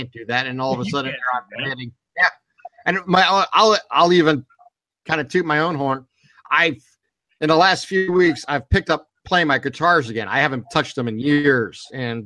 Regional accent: Boardman, Ohio, United States; I am born and raised in Borman, Ohio

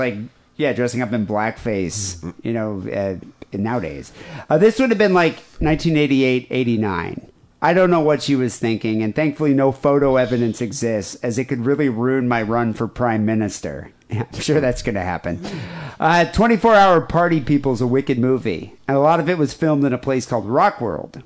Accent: South Africa; moved away; I grew up in South Africa

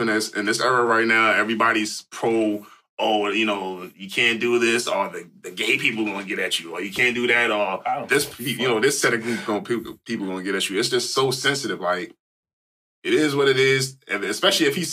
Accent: New York City, New York, United States; I'm from Jamaica. Jamaica Queens.

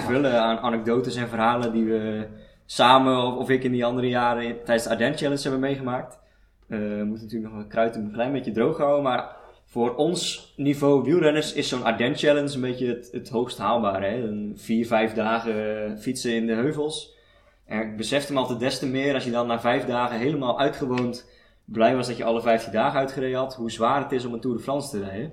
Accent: Sliedrecht, South Holland, Netherlands; moved away; Ik kom oorspronkelijk uit Sliedrecht, uit de Alblasserwaard.

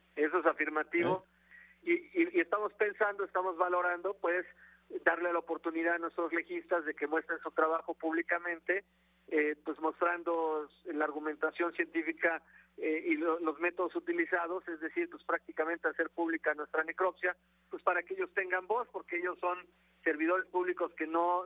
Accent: Morelos, Mexico; Soy notario público acá en mi estado, en Morelos

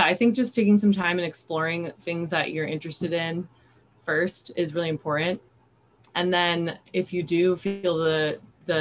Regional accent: Sacramento, California, United States; moved away as an adult; also born or lived in Japan; now in Santa Barbara, United States; I grew up in Sacramento, California

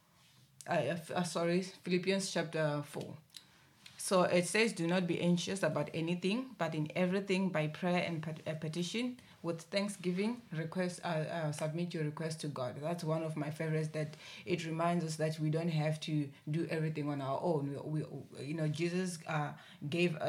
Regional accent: Limpopo, South Africa; now in Cape Town, South Africa; I'm from Limpopo

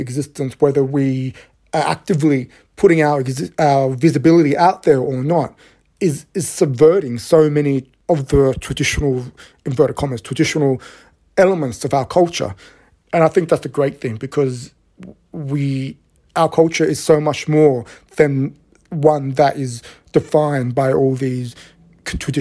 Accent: Australia; I grew up in a city that has this image of being a very, very LGBTQ friendly city, it's got the biggest pride event in the Southern Hemisphere

